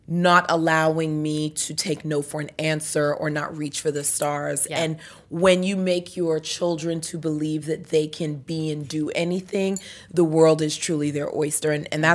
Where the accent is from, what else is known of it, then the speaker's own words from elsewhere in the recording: New York, United States; also born or lived in Trinidad; That's where I was born, but I grew up in New York.